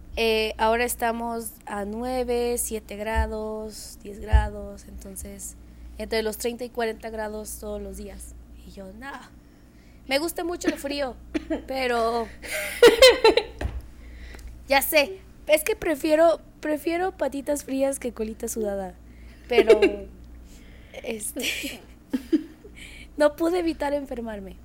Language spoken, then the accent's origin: Spanish; Mexico; also born or lived in United States; como mexicanos damos por hecho